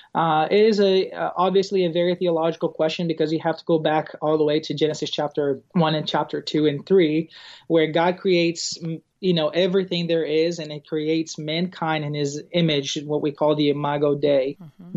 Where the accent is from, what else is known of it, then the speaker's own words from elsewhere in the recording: an island in South Brazil, Brazil; English is a second language; moved away as an adult; also born or lived in Arkadelphia, Arkansas; now in United States; I was born and raised in an island in South Brazil